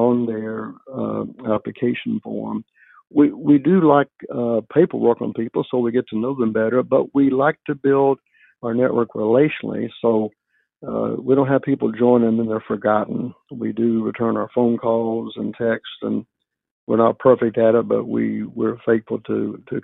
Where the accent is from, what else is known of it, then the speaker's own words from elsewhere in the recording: West Virginia, United States; moved away as an adult; now in Dallas, United States; I'm from West Virginia, born, raised there